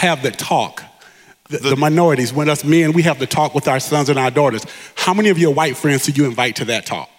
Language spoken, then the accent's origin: English; Avon Park, Florida, United States; I grew up in Florida, a little place called Avon Park, Florida